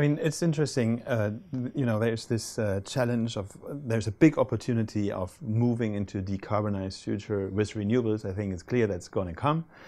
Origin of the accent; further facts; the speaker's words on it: Hamburg, Germany; Hamburg is my hometown